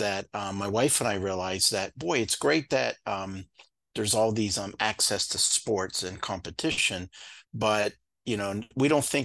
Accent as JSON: {"language": "English", "region": "Ohio", "country": "United States", "moved": "yes", "lives_now": "Vermont, United States", "said": "I'm actually from Ohio originally"}